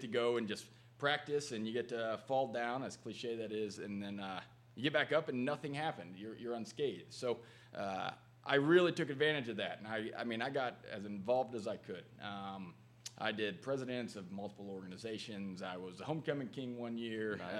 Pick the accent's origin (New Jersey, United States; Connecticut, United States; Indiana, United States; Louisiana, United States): Indiana, United States; Matthews; little small town outside of there. But uh, yep, I grew up there